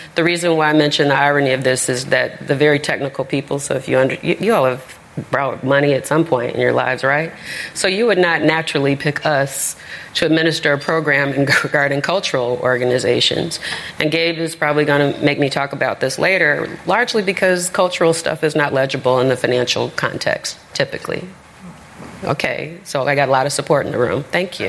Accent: Chicago, Illinois, United States; I'm from Roseland

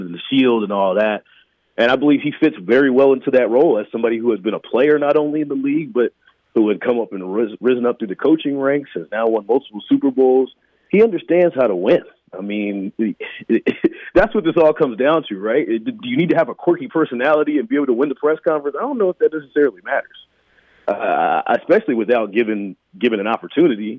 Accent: Atlanta, Georgia, United States; now in Kansas City, United States; I'm from Atlanta originally.

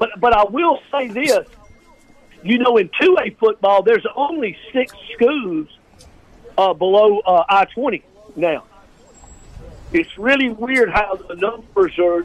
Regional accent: Indianola, Mississippi, United States; I'm from Indianola, man. I lived in the Delta for 30 years.

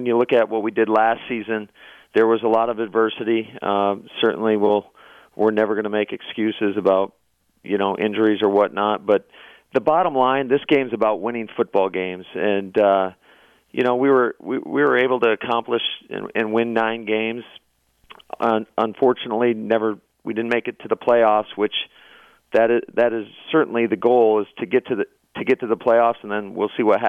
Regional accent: Mount Pleasant, Michigan, United States; now in Green Bay, United States; the hometown that I grew up in Mount Pleasant, Michigan.

